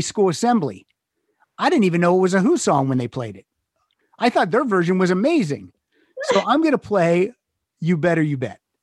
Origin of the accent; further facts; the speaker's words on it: Pennsylvania, United States; moved away as an adult; also born or lived in Chicago; now in Los Angeles, United States; I'm originally from Pennsylvania, lived in Chicago 6 years and then I moved out here.